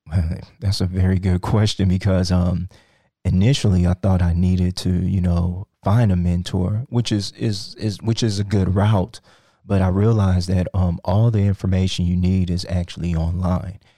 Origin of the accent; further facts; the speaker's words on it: Sugar Land, Texas, United States; also born or lived in Nigeria / Iowa; I grew up here in, um, Sugarland